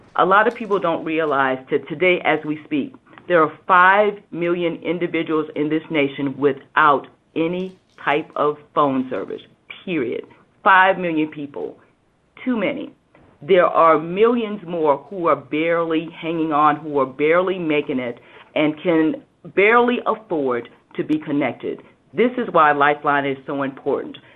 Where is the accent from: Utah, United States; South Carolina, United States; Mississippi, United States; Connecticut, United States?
South Carolina, United States; I am from South Carolina and from what we call Hurricane Alley sometimes.